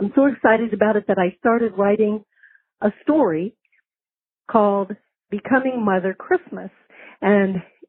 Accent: Virginia, United States; moved away as an adult; now in Nauvoo, United States; I'm originally from Virginia, but recently moved to Nauvoo, Illinois.

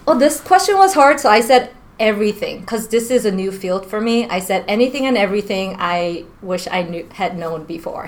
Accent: New York, United States; moved away as an adult; now in Washington, United States; I grew up in New York most of my life

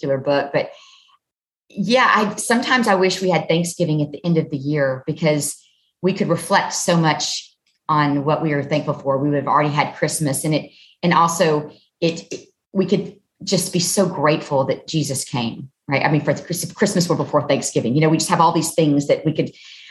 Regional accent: Southern Alabama, United States; I'm from Southern Alabama

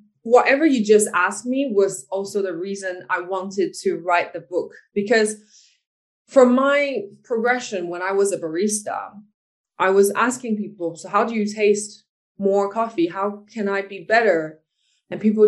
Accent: Taiwan; I'm from Taiwan.

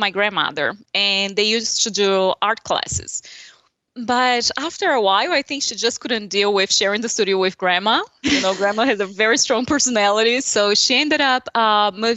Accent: São Paulo, Brazil; English is a second language; moved away as an adult; now in Charleston, United States; that's my hometown

